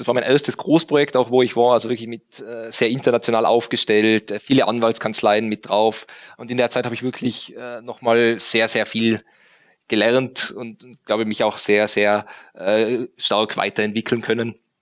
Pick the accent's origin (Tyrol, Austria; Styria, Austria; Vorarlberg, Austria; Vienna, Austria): Tyrol, Austria; also born or lived in Innsbruck; Also ich bin geboren in Tirol, äh, dann aufgewachsen auf einem Bauernhof